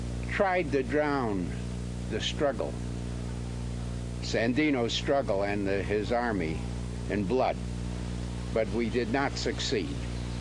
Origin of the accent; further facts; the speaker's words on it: New York, United States; born there; I was born in New York in the United States of America of working class parents.